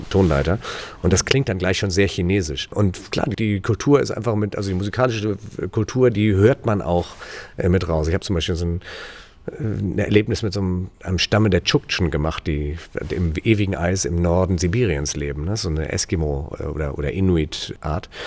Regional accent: Turkey; Ich bin damals in der Türkei aufgewachsen, weil mein Vater äh, Chefarzt am deutschen Krankenhaus war da. Das heißt, ich habe da auch meine Wurzeln.

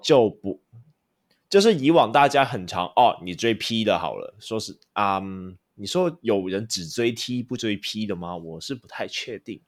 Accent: Hong Kong; now in Taiwan; 我是香港人

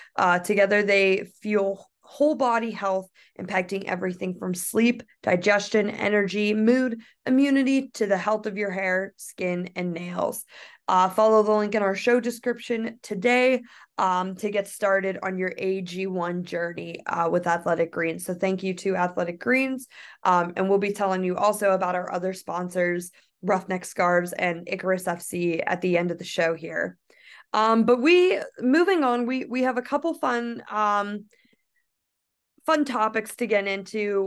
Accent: United States; I am from the United States

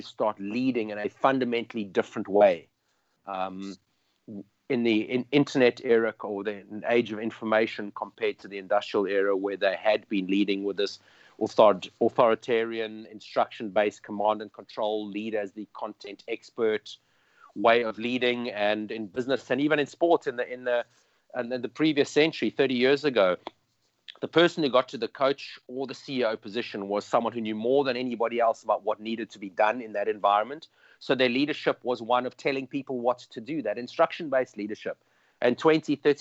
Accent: Cape Town, Western Cape, South Africa; I'm from South Africa and Cape Town

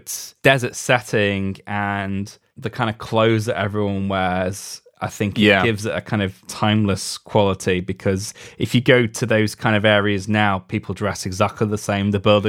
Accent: United Kingdom; I mean, it's funny for us because being British, the film is a 15 over here.

